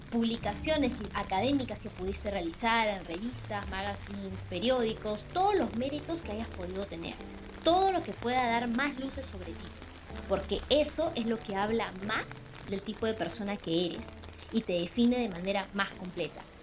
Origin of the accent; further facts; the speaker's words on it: Lima, Peru; moved away as an adult; now in Manchester, United Kingdom; Nací en Lima y ahora vivo aquí, en la ciudad de Manchester, en el Reino Unido